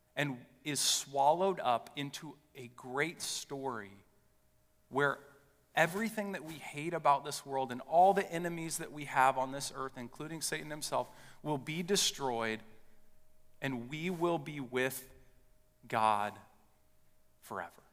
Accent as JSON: {"language": "English", "town": "West Lafayette", "region": "Indiana", "country": "United States", "tie": "born or raised there", "said": "I grew up in West Lafayette, Indiana."}